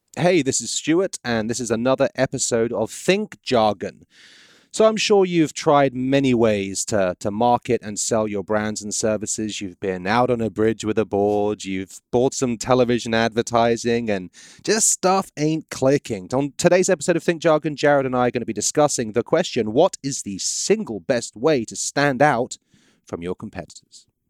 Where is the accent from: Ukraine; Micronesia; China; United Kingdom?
United Kingdom; England; moved away as an adult; now in Baton Rouge, United States; I'm British